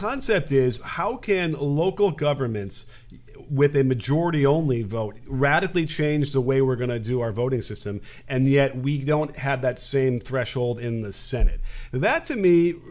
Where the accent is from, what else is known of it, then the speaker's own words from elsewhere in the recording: Illinois, United States; my hometown, my home state